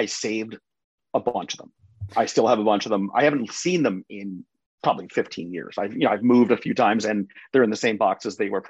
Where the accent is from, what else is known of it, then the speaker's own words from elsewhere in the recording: Northeast, United States; I grew up in the Northeast